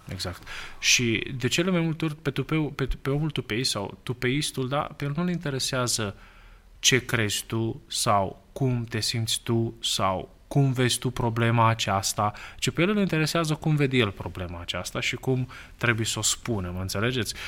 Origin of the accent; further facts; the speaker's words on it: Romania; noi, da, ca români